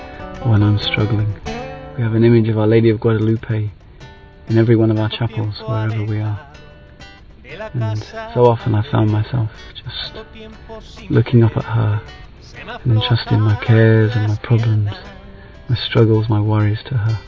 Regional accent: England, United Kingdom; I'm 36 years old and I'm from England

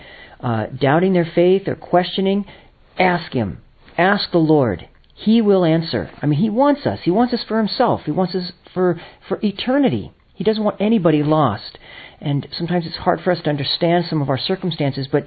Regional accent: Los Angeles area, California, United States; moved away; I'm originally from America. California is my home in Los Angeles area

